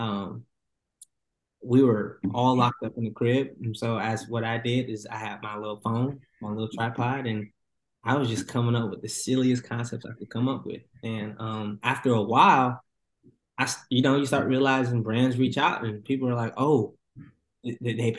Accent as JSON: {"language": "English", "town": "Atlanta", "region": "Georgia", "country": "United States", "tie": "born or raised there", "also_born_or_lived": "New York", "said": "I was born in New York, raised in Atlanta, so I consider myself an ATLian for sure"}